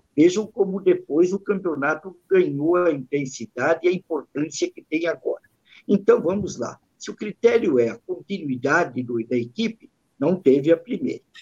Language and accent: Portuguese; São Paulo, Brazil; nós somos da Principado da Moca